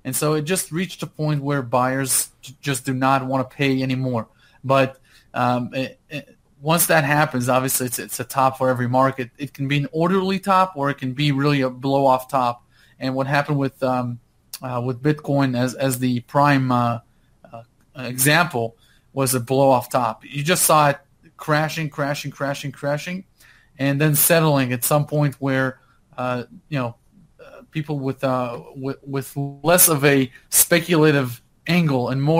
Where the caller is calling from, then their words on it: Park City, Utah, United States; Hey, I'm in Park City, Utah right now.